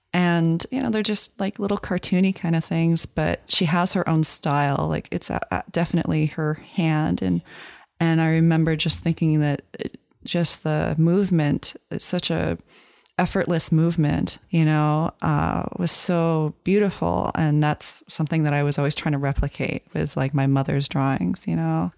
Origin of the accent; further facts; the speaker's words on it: Virginia, United States; moved away as an adult; also born or lived in Florida / New England / New York; I was raised in Virginia, so that's the place where I consider home when I think of home